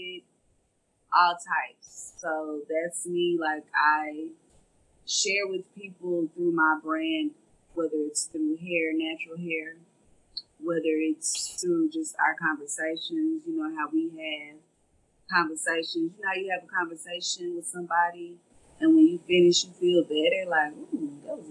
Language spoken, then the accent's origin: English; Dallas, Texas, United States; I am from Oak Cliff, South Dallas, Texas. born and raised.